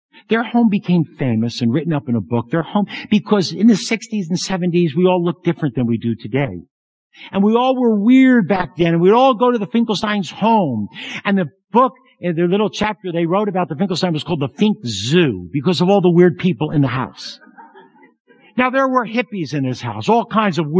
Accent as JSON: {"language": "English", "town": "Philadelphia", "region": "Pennsylvania", "country": "United States", "said": "I come from Philadelphia, a middle-class Jewish neighborhood"}